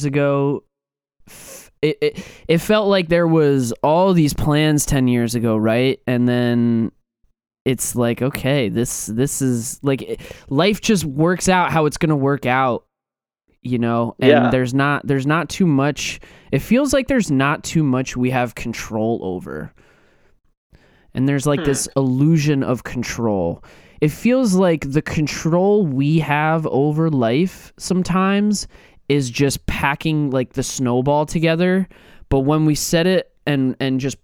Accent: New York, United States; growing up in New York

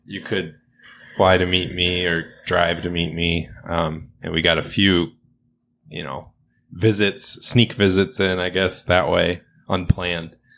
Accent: Midwest, United States; we're from the Midwest

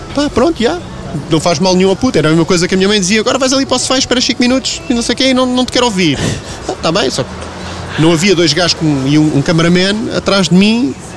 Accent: Lisbon, Portugal; moved away as an adult; now in Feijó, Portugal; eu sou dos Olivais ah. e fui para, para o Feijó depois que me casei.

